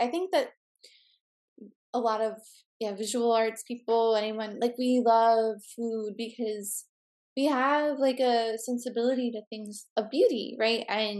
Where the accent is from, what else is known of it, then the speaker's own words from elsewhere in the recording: Midwest, United States; I grew up in the Midwest. There was like a lot of limitations of cuisine, but I loved going to Chicago to try new food